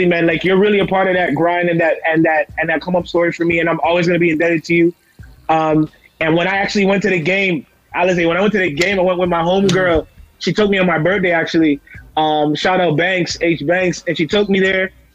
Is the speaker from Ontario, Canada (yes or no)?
yes; Toronto, Ontario, Canada; coming back home, it's real difficult to navigate through Toronto